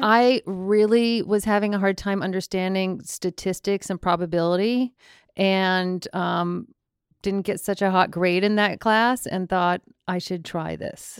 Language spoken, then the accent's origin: English; Longmeadow, Massachusetts, United States; I'm from Long Meadow, Massachusetts